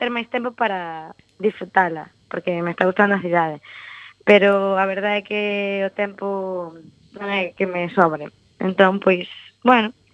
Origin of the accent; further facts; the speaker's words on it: Ceranova, Ourense, Galicia, Spain; moved away as an adult; also born or lived in Santiago de Compostela; now in A Coruña, Spain; eu son de Ceranova, de un pobreciño de Ourense